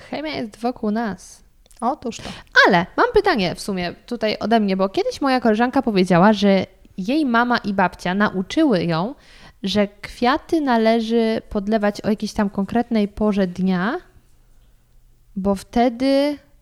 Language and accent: Polish; Lower Silesian Voivodeship, Poland; ja też pochodzę z Dolnego Śląska